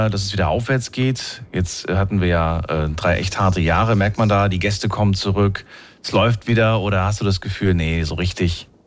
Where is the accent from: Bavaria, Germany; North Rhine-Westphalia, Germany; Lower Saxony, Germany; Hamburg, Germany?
North Rhine-Westphalia, Germany; Odendorf; Aus äh, Odendorf. Da liegt bei Euskirchen Rheinbach.